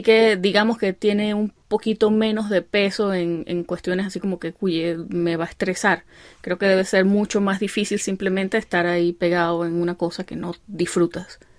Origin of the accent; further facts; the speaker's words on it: Venezuelan Andes, Venezuela; accent: gocho; moved away; mi gocho